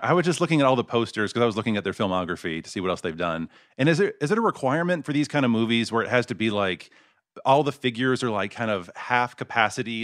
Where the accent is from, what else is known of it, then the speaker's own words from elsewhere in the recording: Mesquite, Texas, United States; moved away; I grew up in, uh, a suburb called Mesquite